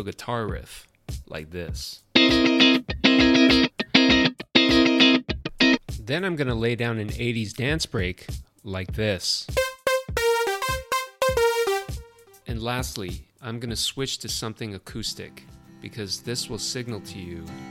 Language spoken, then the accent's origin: English; Taipei, Taiwan; now in Tokyo, Japan; I'm from Taipei, Taiwan. I'm currently based in Tokyo